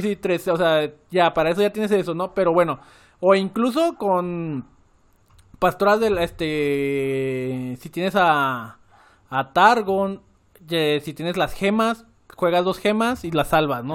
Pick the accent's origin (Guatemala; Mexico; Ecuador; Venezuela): Mexico; Guadalajara, Jalisco; Yo era de Guadalajara, eh, bueno, soy de Guadalajara